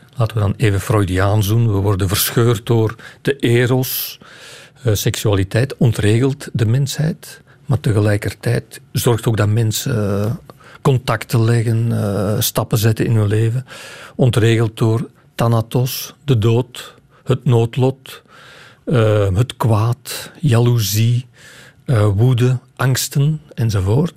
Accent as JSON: {"language": "Dutch", "area": "Campine", "region": "Flanders", "country": "Belgium", "said": "ik ben geen West-Vlaming, ik kom uit de Kempen"}